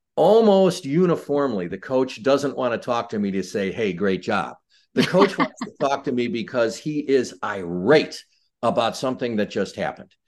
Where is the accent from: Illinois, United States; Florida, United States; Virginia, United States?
Illinois, United States; Chicago; I was born and raised in Chicago.